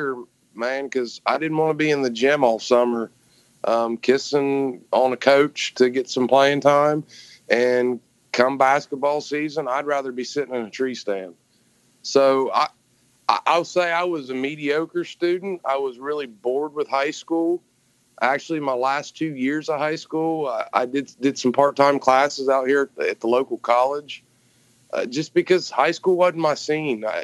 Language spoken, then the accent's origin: English; Gallipolis, Ohio, United States; When I was 18 months old, I think, the whole family came down here. And, man, I had the picture-perfect childhood. I grew up dead on the Ohio River